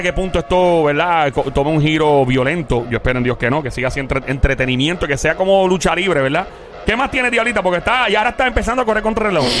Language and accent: Spanish; New York, United States; Yo me crié en Nueva York, en Queens también